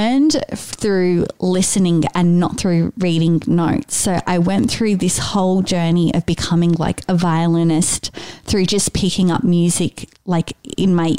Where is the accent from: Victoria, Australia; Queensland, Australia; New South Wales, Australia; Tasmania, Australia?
New South Wales, Australia; Sydney; I was born and raised in Sydney. So I've lived in Sydney my entire life.